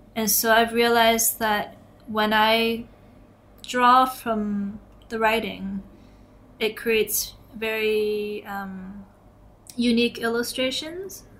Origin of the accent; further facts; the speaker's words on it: Toronto, Ontario, Canada; I'm from Toronto, Canada, mm. and downtown Toronto.